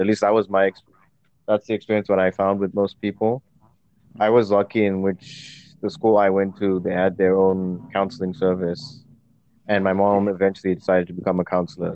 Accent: Zimbabwe; moved away as an adult; now in United Kingdom; I didn't grow up in the UK. I grew up in Zimbabwe. I've only been in the UK for a couple of years

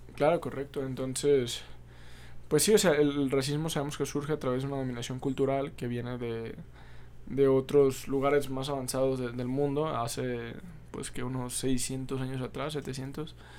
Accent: Mexico; nuestros orígenes como pueblo mexicano

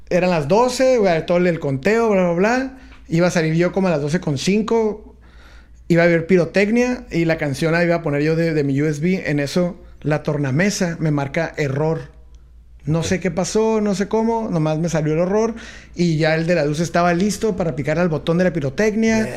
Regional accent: San Diego, California, United States; now in Tijuana, Mexico; nací en Estados Unidos, en San Diego. Ajá. También soy aquí de, Yo me considero de Tijuana, pero nací en San Diego. Fui a la escuela allá y todo

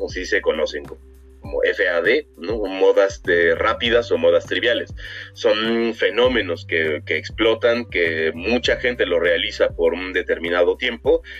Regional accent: Mexico; nosotros como mexicanos

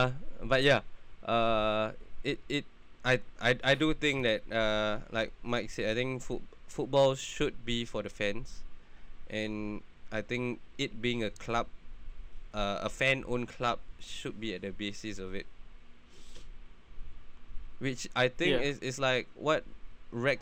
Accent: Singapore; as a Singaporean

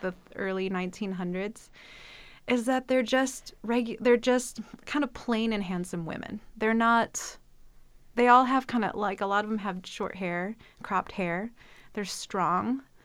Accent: Midwest, United States; I'm from the Midwest, and I feel like there's something about that kind of blue collar atmosphere

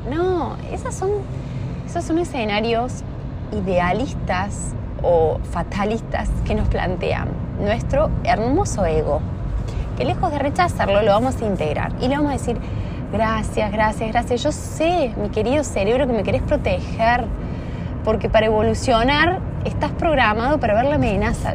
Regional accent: Argentina; en mi país

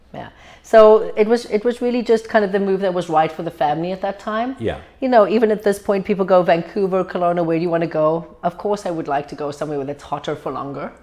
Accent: Cape Town, Western Cape, South Africa; moved away as an adult; now in Canada; Born and bred in South Africa, Cape Town, probably one of the most beautiful cities in the world.

